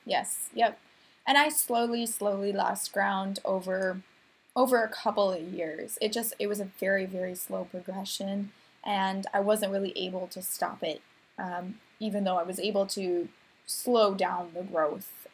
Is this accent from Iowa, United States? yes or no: no; Minnesota, United States; I'm Minnesotan. I'm very yeah. proud of being Minnesotan